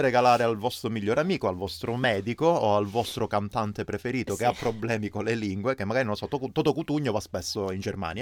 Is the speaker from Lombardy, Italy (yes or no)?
no; Crotone, Calabria, Italy; io da piccolo abitavo a Crotone